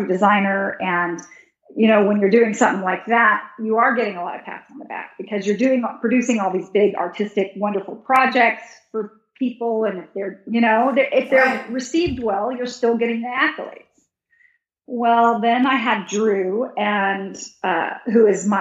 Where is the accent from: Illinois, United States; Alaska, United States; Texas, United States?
Texas, United States; born or raised there; moved away